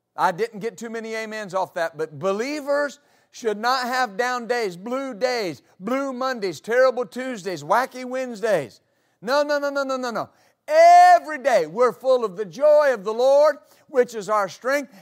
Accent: West Texas, United States; moved away; I grew up in West Texas

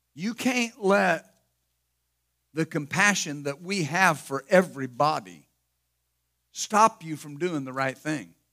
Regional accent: Ashland, Ohio, United States; born or raised there; also born or lived in Wilmington

